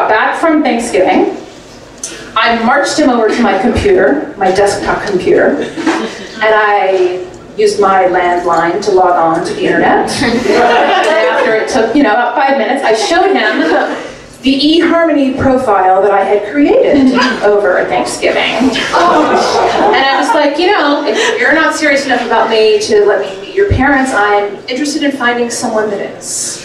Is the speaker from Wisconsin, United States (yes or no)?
no; Oklahoma City, Oklahoma, United States; moved away as an adult; also born or lived in Georgia; now in New York City, United States; I'm originally from Oklahoma City. I grew up my whole life there. But, you know, right now I live in New York City.